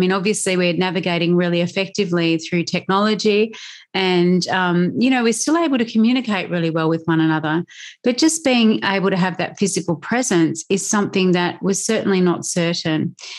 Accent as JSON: {"language": "English", "country": "Australia", "also_born_or_lived": "United Kingdom", "accent": "Australian", "moved": "as an adult", "said": "You can hear through my accent, I'm guessing that you can hear that I'm Australian. And so one of the big changes that's happened for me and my family in the last 6 months is that I took the decision very early in 2021 to move back to Australia"}